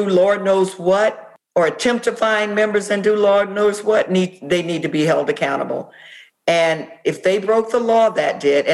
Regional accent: Florida, United States; my home state of Florida

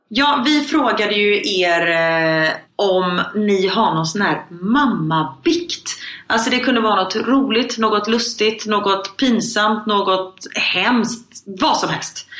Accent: Sweden; moved away; hemma i Sverige på förskolan

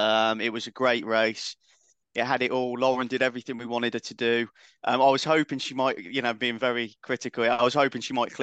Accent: United Kingdom; So, but we'll barbecue in the rain. We're British. That's what we do.

